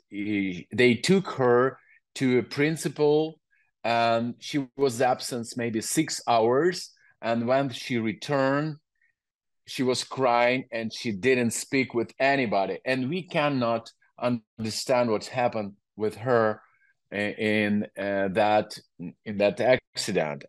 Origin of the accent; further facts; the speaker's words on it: Ukraine; English is a second language; I grew up in Soviet Union